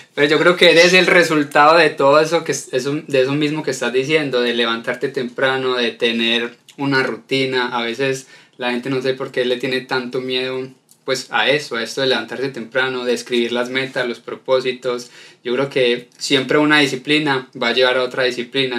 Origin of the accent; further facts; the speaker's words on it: Colombia; Soy colombiano